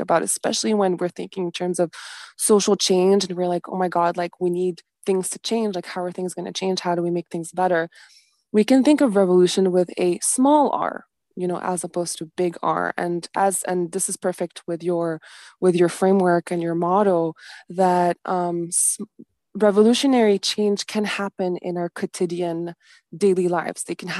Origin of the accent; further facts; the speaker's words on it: Beirut, Beirut Governorate, Lebanon; So I was born in Lebanon, in Beirut, right at the end of the civil war. And I remember, like, when I was a kid, I was so distressed about, like, the state of Lebanon, how destroyed the buildings were and everything.